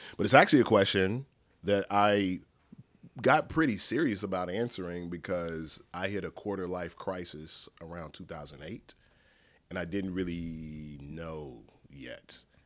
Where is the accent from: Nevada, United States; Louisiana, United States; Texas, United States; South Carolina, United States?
Texas, United States; Dallas; I'm from Dallas, grew up here, grew up in, uh, DeSoto, Oak Cliff, like a tiny speck of Pleasant Grove